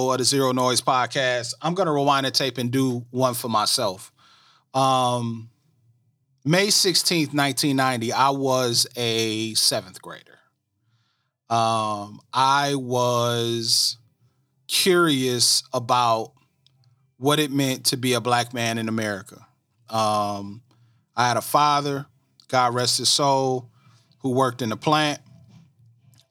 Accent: Flint, Michigan, United States; I'm from Flint, from all over Flint.

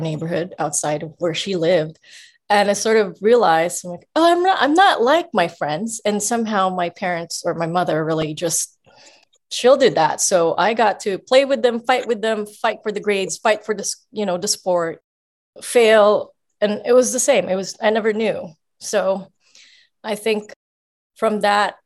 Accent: Philippines; I grew up in the Philippines on the streets.

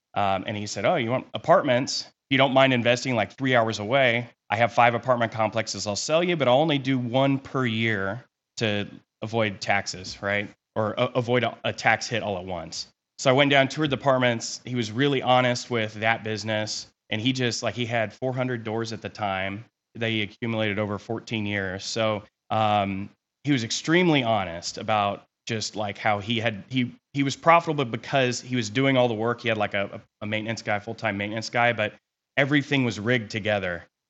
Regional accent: Kansas, United States; also born or lived in California; So, I was born in California. We kind of hopped around a little bit as a kid. We landed in Kansas, in high school. So I've been here for 23 years.

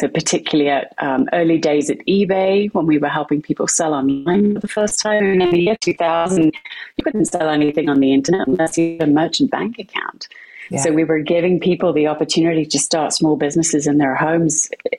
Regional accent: West Midlands, United Kingdom; born there; I'm British. You'll hear that from my accent, though it does wander a little bit at times. So I was born in the middle of the UK, a very small village in Warwickshire, which is right in the centre of the UK

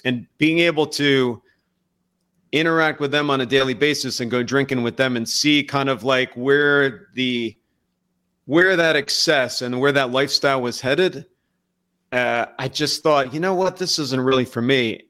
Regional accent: Lansdowne, Pennsylvania, United States; I grew up in a Catholic, uh, household right outside of Philadelphia in a very small, I would almost say insignificant town called Lansdowne, Pennsylvania.

